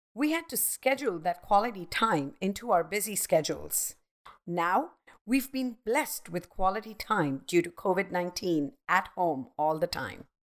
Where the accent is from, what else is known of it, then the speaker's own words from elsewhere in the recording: Mumbai, Maharashtra, India; I grew up in Mumbai, the hustling and bustling city